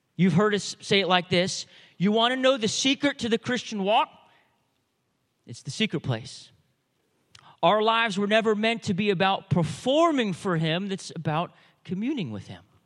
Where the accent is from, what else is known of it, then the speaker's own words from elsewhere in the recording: United States; I know we're American